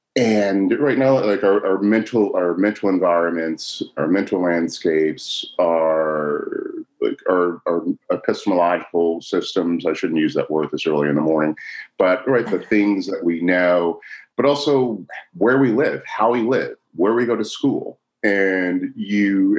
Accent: Chicago, Illinois, United States; I was born in Chicago.

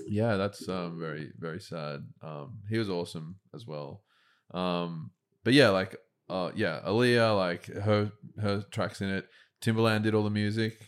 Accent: Lane Cove, New South Wales, Australia; I grew up in Lane Cove

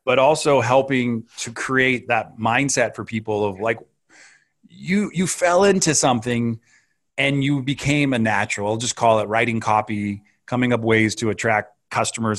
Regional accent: California, United States; I grew up in Northern California and Southern California

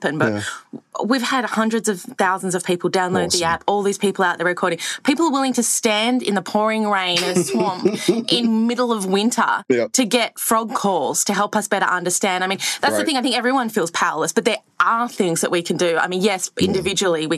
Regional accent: Sydney, New South Wales, Australia; I grew up in Surrey Hills in Sydney, so like pretty city kid

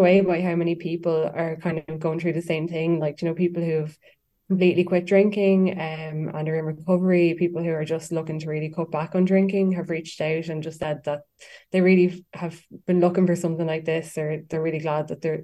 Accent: Westmeath, Leinster, Ireland; also born or lived in Dublin; I'm actually from Westmeath, but I would travel to Dublin a lot and I have lived there over the years.

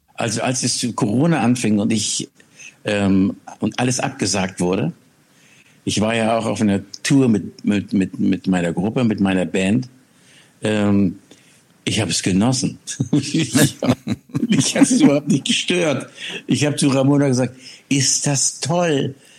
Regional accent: Schleswig-Holstein, Germany; von Schleswig-Holstein, wo ich groß geworden bin

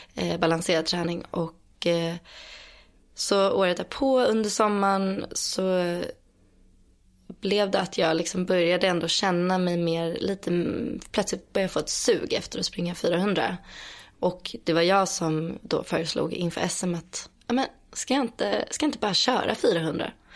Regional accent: Stockholm, Stockholm County, Sweden; accent: Stockholm; Jag är född och uppvuxen eh, utanför Stockholm. Mm. Eller i en eh, söderförort som heter Skarpnäck

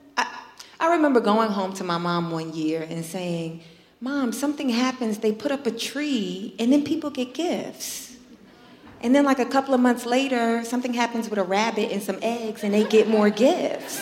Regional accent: New York, United States; I'm born and raised in New York

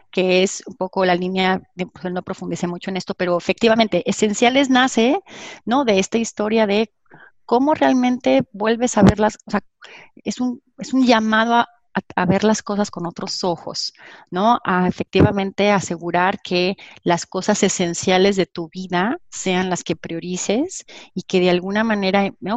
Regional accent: Mexico; soy orgullosamente mexicana

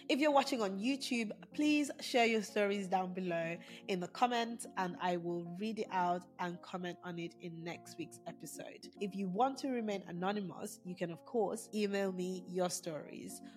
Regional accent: Nigeria; moved away; being Nigerian, I grew up in a household where these names weren't mentioned

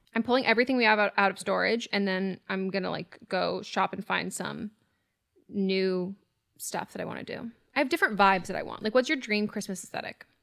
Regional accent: California, United States; I am born and raised in California

